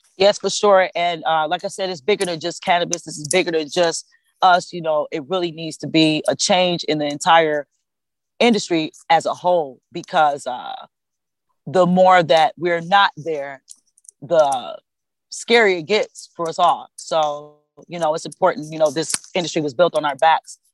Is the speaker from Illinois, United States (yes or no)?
no; Cleveland, Ohio, United States; I'm born and raised in Cleveland, Ohio